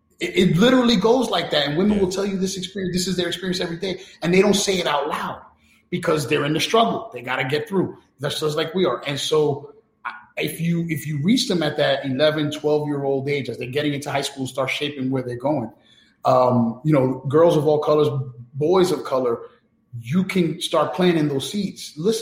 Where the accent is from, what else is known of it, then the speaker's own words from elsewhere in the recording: New York City, New York, United States; I grew up in New York City where Malcolm X was praised as a hero in school.